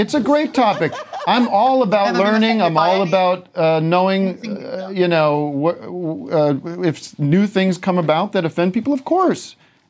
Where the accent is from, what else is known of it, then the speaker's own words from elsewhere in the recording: United States; I'm American. I'm not British.